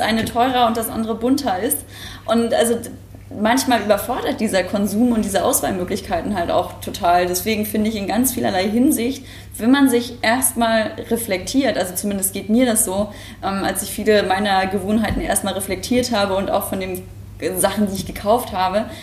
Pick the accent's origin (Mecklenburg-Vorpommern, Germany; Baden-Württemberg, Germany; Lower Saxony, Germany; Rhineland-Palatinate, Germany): Mecklenburg-Vorpommern, Germany; moved away as an adult; now in Hamburg, Germany; ich komme aus MacPom vom Dorf